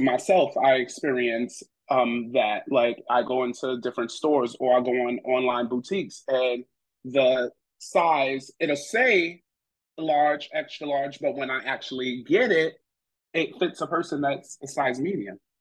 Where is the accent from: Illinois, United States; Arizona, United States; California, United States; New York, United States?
New York, United States; New York City; I'm originally from New York City, Brooklyn